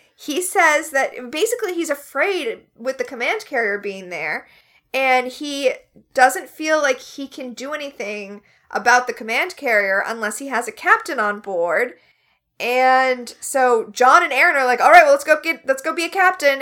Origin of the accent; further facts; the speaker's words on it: United States; as an American